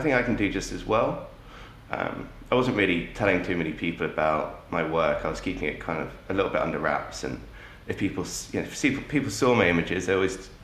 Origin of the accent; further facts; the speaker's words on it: Jersey; I grew up in Jersey. I've lived here all my life